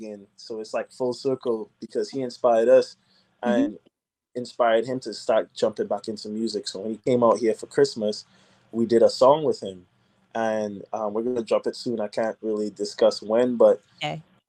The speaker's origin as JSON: {"language": "English", "town": "Nashville", "region": "Tennessee", "country": "United States", "tie": "born or raised there", "also_born_or_lived": "Trinidad and Tobago / Boston / Atlanta", "moved": "as an adult", "lives_now": "Los Angeles, United States", "said": "I grew up in Nashville"}